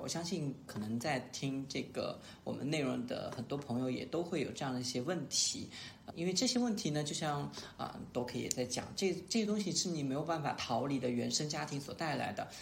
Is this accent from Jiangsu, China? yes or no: no; Sichuan, China; 我是四川人